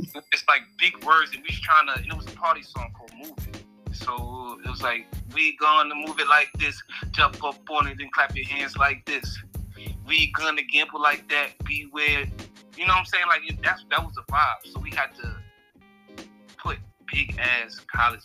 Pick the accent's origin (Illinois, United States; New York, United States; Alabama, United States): New York, United States; New York City; I'm from Southside Queens